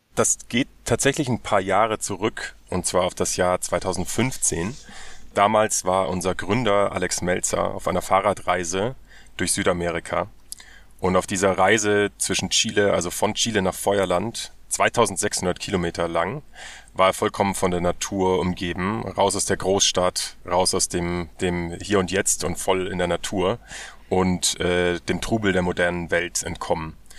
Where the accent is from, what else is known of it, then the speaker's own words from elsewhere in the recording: Germany; Wir müssen als, als Deutsche